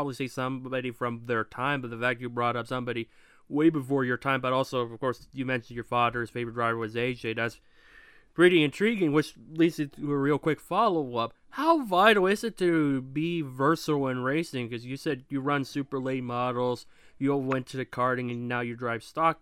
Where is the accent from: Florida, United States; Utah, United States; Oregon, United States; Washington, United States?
Washington, United States; Lakewood; where I'm from in Washington, there's two Lakewoods